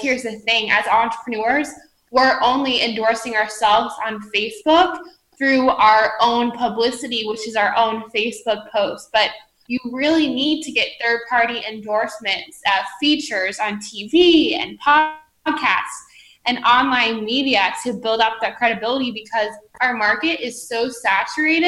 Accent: Columbus, Ohio, United States; I grew up in the Midwest in Columbus, Ohio

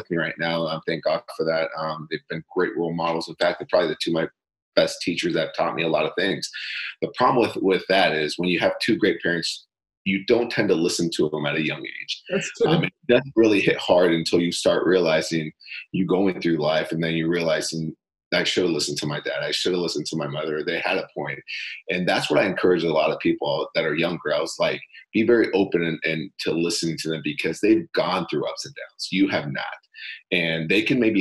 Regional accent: Monterrey, Nuevo León, Mexico; now in Chicago, United States; Born and raised in Monterrey, Mexico, so completely different atmosphere, culture, things of nature

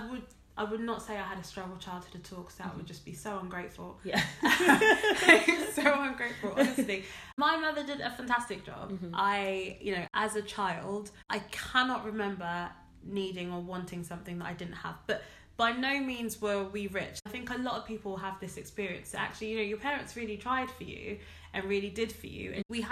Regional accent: Ghana; I am a Ghanaian girl. Mm-hmm. I am West African.

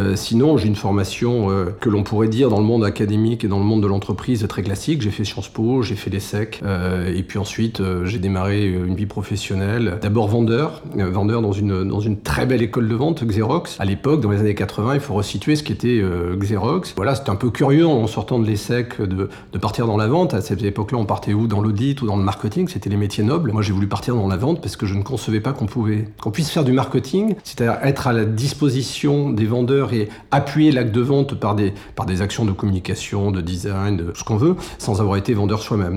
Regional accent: France; je suis né en France

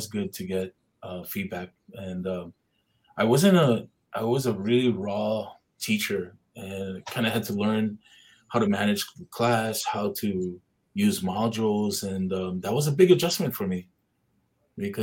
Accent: Hauula, Hawaii, United States; I'm from Haula Heights, so Heights is a little bit higher

